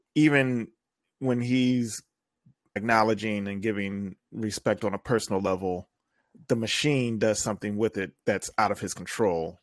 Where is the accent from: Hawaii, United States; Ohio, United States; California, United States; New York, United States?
Ohio, United States; Toledo; born or raised there